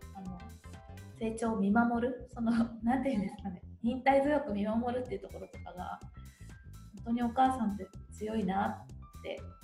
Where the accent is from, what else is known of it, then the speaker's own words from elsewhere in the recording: Shizuoka, Japan; 私のふるさとでもあるので